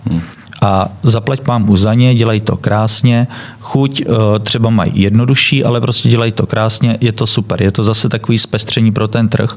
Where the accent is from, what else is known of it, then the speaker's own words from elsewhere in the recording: Czechia; also born or lived in Germany; now in Prague, Czech Republic; pocházíme oba z Českého ráje